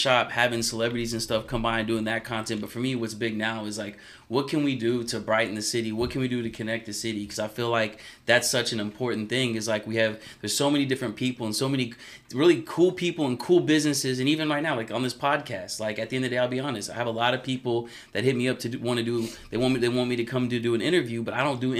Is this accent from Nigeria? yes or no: no; Sugar Land, Texas, United States; also born or lived in Houston, Texas; I'm actually from Sugarland, Texas